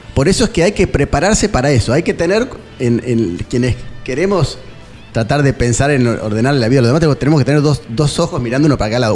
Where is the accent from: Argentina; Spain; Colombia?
Argentina; Nueve de Julio; somos de la provincia y somos también de Nueve de Julio